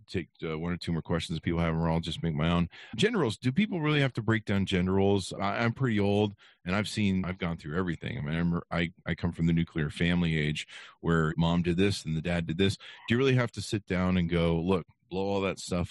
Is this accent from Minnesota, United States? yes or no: no; Utah, United States; I come from Utah